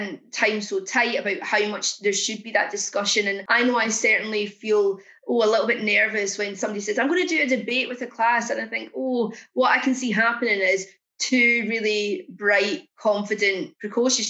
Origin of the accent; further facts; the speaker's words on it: Scotland, United Kingdom; now in England; a Scottish person in England with a child growing up in Wolverhampton